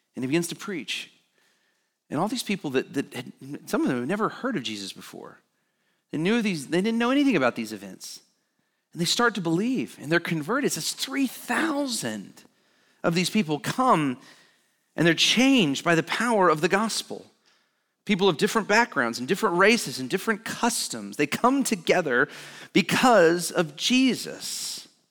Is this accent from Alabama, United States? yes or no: yes; Alabama, United States; I grew up in Alabama